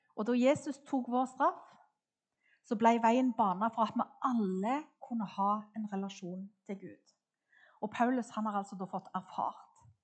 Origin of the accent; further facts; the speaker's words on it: Klepp, Rogaland, Norway; jeg vokste opp på Klepp, midt på Jæren